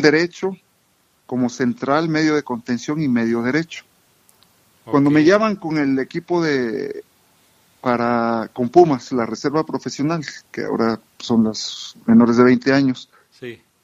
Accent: Camargo, Chihuahua, Mexico; moved away as an adult; also born or lived in Tehuacán, Puebla / San José, California; me crié en Chihuahua. Mis padres son de, Chihuahua. Eh, nací en Tehuacán, Puebla, y muy pequeño regresé a a, Chihuahua, en Camargo, Chihuahua

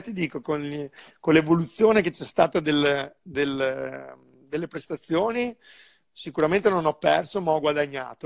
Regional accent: Sandrigo, Veneto, Italy; also born or lived in Bassano del Grappa / Monaco; sono di Sandrio, però ho vissuto un po' di anni a Bassano, quindi io mm. sono molto, molto legato al mio territorio

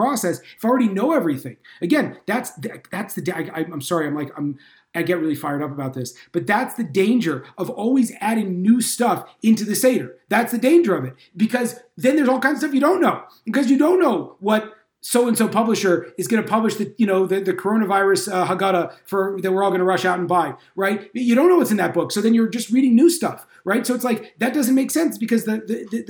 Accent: California, United States; moved away; I'm from California originally

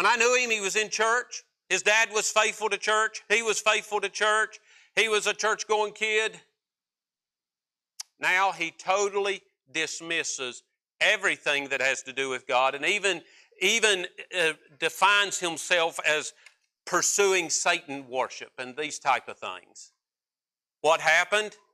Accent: West Virginia, United States; my home state of West Virginia

